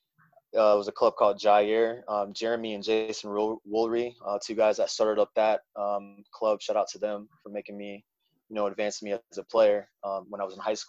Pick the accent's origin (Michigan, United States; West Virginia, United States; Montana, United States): Michigan, United States; South Haven; also born or lived in Pittsburgh, Pennsylvania; I was born in Pittsburgh, Pennsylvania. My family moved shortly after to South Haven, Michigan, where I grew up in Michigan, southwest part of Michigan